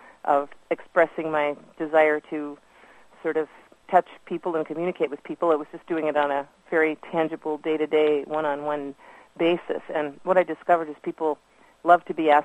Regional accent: Detroit, Michigan, United States; moved away as an adult; also born or lived in Chicago / Green Bay / Seattle / Milwaukee; born in Detroit and grew up near there, so Michigan native.

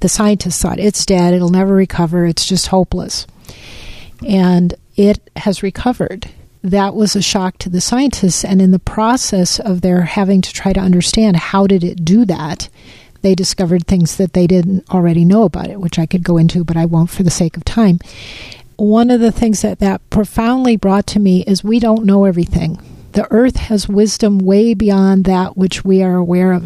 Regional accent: Midwest, United States; also born or lived in Pacific Northwest; now in Washington, United States; I grew up in the Midwest before I moved to the Northwest where I've lived most of my life

